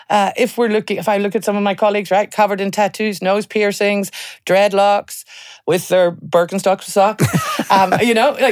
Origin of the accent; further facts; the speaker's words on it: Ireland; Well, I'm an Irish girl